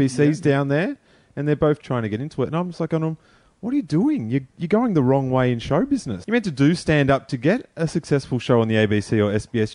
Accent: Rosebud, Victoria, Australia; I grew up down in Rosebud

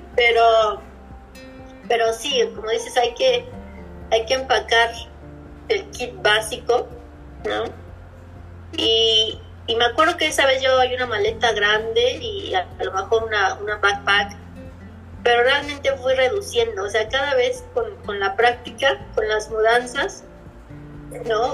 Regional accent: Mexico City, Mexico; moved away as an adult; also born or lived in Puebla / Playa del Carmen / Cozumel / Chicago; now in Pittsburgh, United States; Yo vivía, vivía en Puebla, pero soy originaria de la Ciudad de México.

